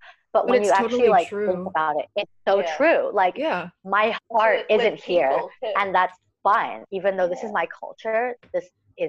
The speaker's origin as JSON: {"language": "English", "country": "New Zealand", "said": "like New Zealand's my home. I'm from New Zealand, obviously, you know, like that's where I'm from."}